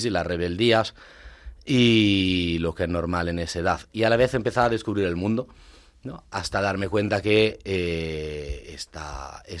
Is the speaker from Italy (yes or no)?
yes; Italy; Spanish is a second language; moved away as an adult; now in Madrid, Spain; A ver, soy … soy italiano, eh, soy presbítero.